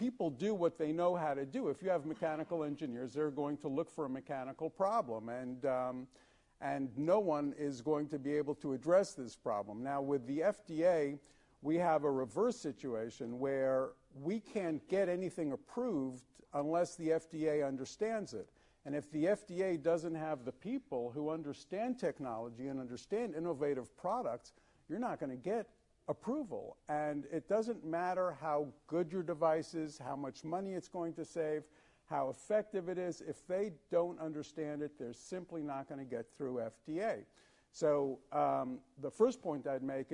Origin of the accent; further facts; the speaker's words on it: United States; as an American